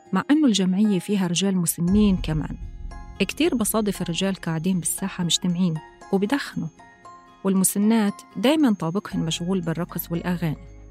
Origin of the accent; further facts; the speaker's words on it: Jenin, West Bank, Palestine; بيت المسنين بمدينتي مدينة جنين في فلسطين